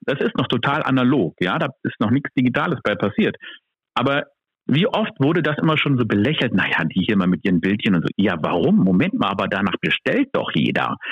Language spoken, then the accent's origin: German; Berlin, Germany; ich komme hier aus Berlin.